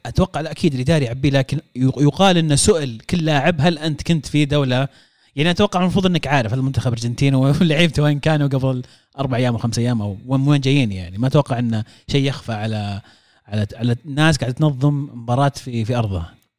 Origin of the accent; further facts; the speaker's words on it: Saudi Arabia; كسعوديين احنا